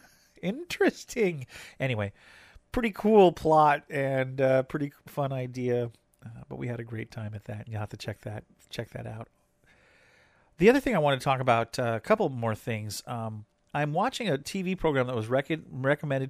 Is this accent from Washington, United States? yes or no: yes; Hoquiam, Washington, United States; It's a historical theater over in Hoquiam, which is it's my hometown, actually, but not too far from our house.